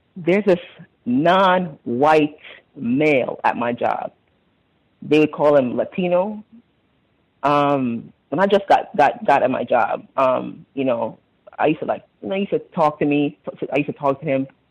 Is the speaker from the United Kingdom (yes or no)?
no; Jamaica; moved away; I'm from Jamaica